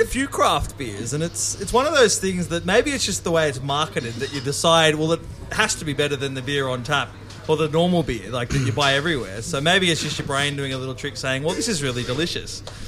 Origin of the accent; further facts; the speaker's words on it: Sydney, New South Wales, Australia; when people would call me a Westie, I could say, well, at least I wasn't as far west as Penrith